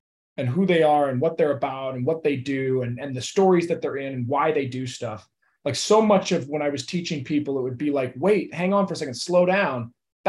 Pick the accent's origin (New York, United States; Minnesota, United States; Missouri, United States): Missouri, United States; St. Louis; now in Los Angeles, United States; Laker fan for life because St. Louis didn't have a team, you know.